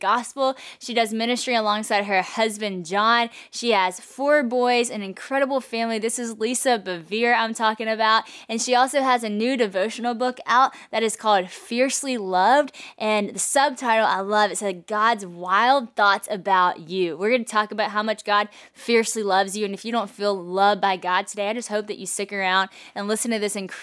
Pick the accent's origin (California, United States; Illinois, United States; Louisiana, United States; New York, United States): Louisiana, United States; Monroe; Monroe, Louisiana, right here where I'm from